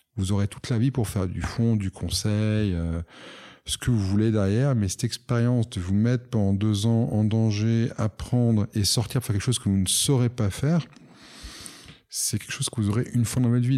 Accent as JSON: {"language": "French", "country": "Monaco", "also_born_or_lived": "United States / London", "said": "je suis monégasque"}